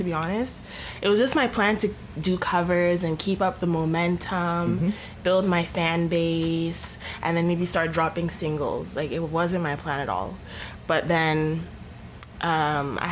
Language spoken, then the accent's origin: English; Canada; I was born in Canada